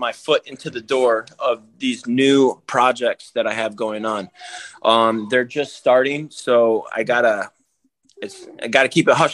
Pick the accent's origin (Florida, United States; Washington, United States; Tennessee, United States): Florida, United States; Daytona Beach; I grew up in Daytona Beach